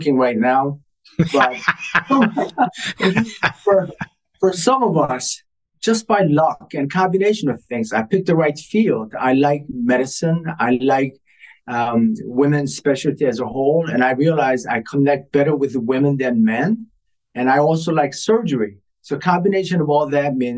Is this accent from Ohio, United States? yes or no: yes; Ohio, United States; moved away as an adult; now in Boston, United States; I was raised in Ohio